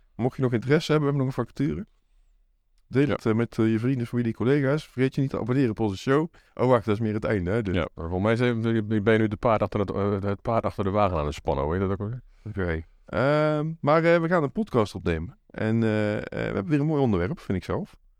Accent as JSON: {"language": "Dutch", "region": "Zeeland", "country": "Netherlands", "moved": "yes", "said": "Ik kom natuurlijk uit Zeeland van origine"}